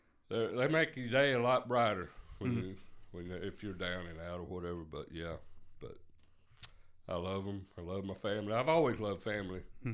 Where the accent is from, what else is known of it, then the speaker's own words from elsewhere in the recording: Commerce, Georgia, United States; I'm the oldest of two boys raised by a single mom. I grew up in Commerce, born in Commerce. I'm one of those who was actually born in what used to be BJC Northridge.